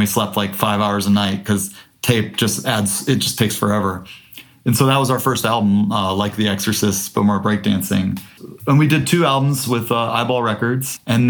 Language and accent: English; Midwest, United States; Cause as Midwesterner in 2001, that was like a really East Coast sound.